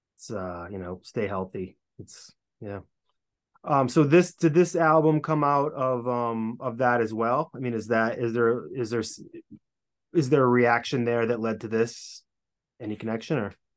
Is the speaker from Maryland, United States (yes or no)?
no; Hopkinton, Massachusetts, United States; we're both from Hopkinton, and I think you were there early on, as was I. Kind of, I think I moved to town in like preschool